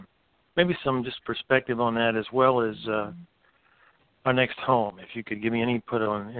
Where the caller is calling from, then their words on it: North Carolina, United States; … is my name, and I'm in the Smoky Mountains of North Carolina.